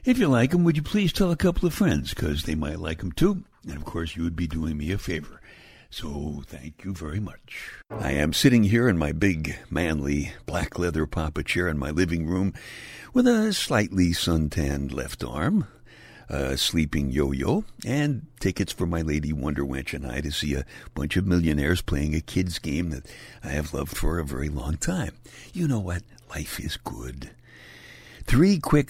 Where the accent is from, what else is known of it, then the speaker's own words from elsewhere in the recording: New York City, New York, United States; I'm from Brooklyn, and when you're a kid growing up in Brooklyn